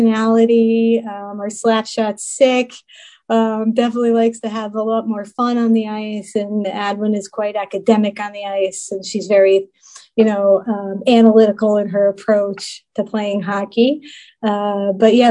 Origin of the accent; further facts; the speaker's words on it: New York, United States; I'm a New Yorker. You know that, born and raised.